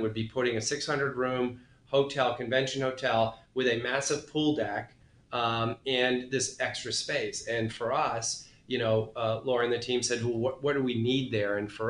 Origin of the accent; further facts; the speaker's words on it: New England, United States; I'm from New England